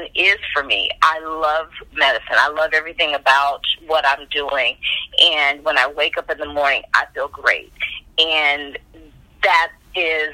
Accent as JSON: {"language": "English", "town": "Highland Hills", "region": "Ohio", "country": "United States", "tie": "born or raised there", "also_born_or_lived": "Warrensville Heights, Ohio / Atlanta", "moved": "yes", "said": "I grew up, we were in Highland Hills, so not necessarily Warrensville, but we used the Warrensville school systems"}